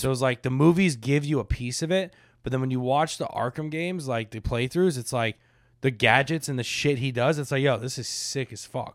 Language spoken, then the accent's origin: English; Boca Raton, Florida, United States; We lived in, like, Palm Beach, Boca area